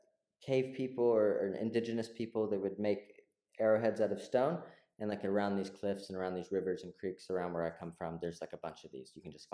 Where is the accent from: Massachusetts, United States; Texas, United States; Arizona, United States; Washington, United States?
Texas, United States; moved away as an adult; also born or lived in Central and South America; now in Berlin, Germany